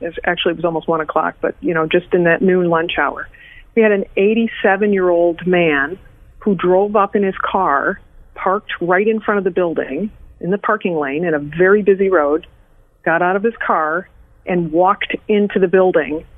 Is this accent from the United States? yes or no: yes; Detroit, Michigan, United States; moved away; also born or lived in Chicago / Milwaukee; I was born in Detroit